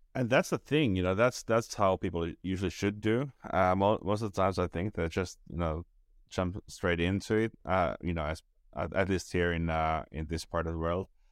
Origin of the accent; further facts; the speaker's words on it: Finland; now in Estonia; I'm based in Estonia right now, but I'm from Finland